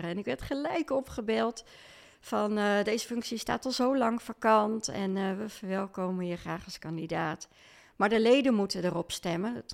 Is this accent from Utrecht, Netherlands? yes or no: yes; Leusden, Utrecht, Netherlands; also born or lived in Amersfoort; now in Lunteren, Netherlands; ik eh, ben geboren in Amersfoort, opgegroeid in Leusden. En eh, sinds 2007 woon ik in Lunteren.